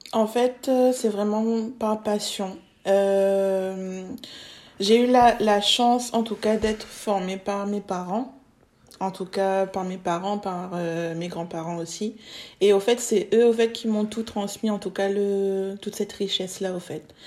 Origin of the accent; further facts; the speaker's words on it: Réunion; now in Bordeaux, France; je suis réunionnaise de base.